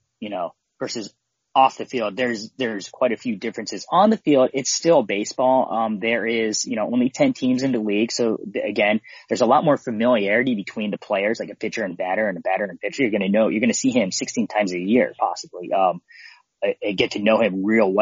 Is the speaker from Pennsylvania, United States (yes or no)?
yes; Philadelphia, Pennsylvania, United States; I grew up in Philly